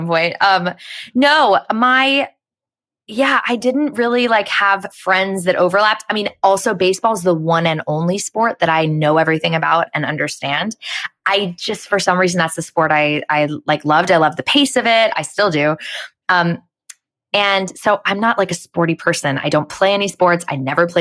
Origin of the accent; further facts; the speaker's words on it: Phoenix, Arizona, United States; moved away as an adult; also born or lived in New York; now in Los Angeles, United States; growing up in Phoenix